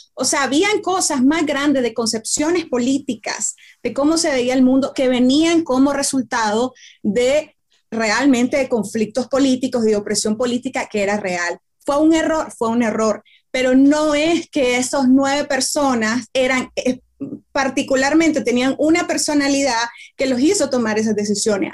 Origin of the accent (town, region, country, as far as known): Nicaragua